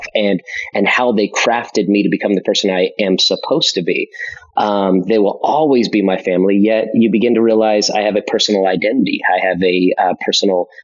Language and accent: English; Las Vegas, Nevada, United States; also born or lived in Florida; I'm born and raised in Vegas